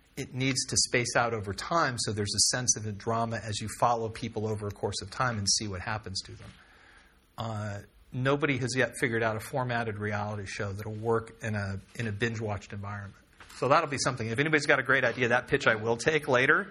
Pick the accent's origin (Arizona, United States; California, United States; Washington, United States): California, United States; also born or lived in Texas; I'm from California